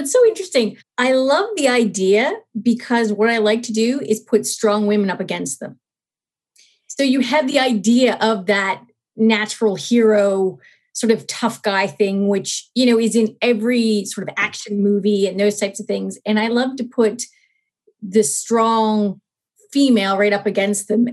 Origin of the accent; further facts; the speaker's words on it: Nova Scotia, Canada; I'm actually from Nova Scotia. So, I did grow up outside of a city in a more what we used to call sub suburban setting in Canada